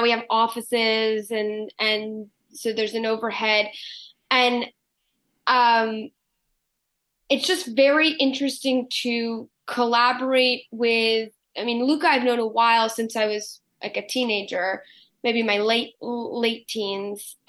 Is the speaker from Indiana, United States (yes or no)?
no; New York City, New York, United States; my place as like a New Yorker